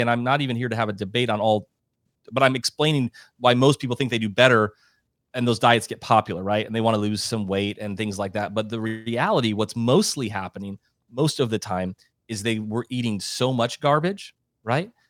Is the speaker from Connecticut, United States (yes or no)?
no; South Dakota, United States; I'm a Midwestern guy. You said I'm from South Dakota